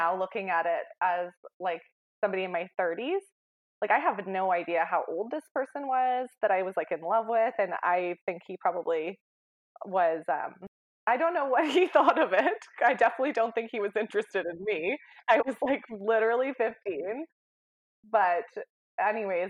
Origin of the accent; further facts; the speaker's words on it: Oak Bay, British Columbia, Canada; also born or lived in Vancouver; now in Vernon, Canada; I grew up in Oak Bay, and it's a really small community